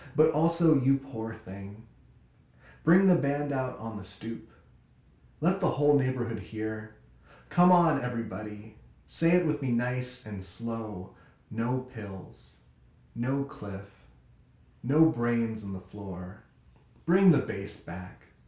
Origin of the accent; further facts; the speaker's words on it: California, United States; now in Chicago, United States; I am a Californian living in Chicago